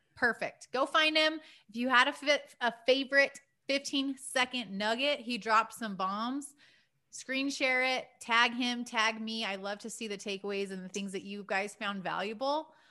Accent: Prescott, Arizona, United States; growing up in Prescott, Arizona on the weekends

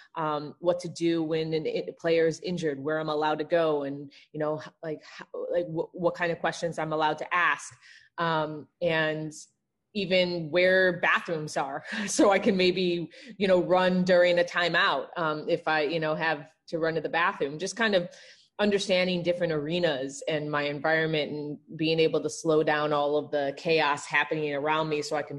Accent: Evanston, Illinois, United States; I grew up in Evanston, Chicagoland area during the 90s

